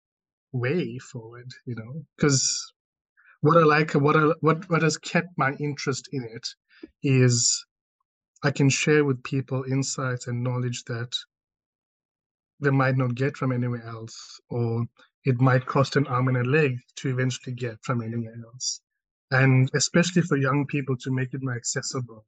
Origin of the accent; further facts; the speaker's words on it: South Africa; I'm South African, okay, born and bred here and raised and grew up here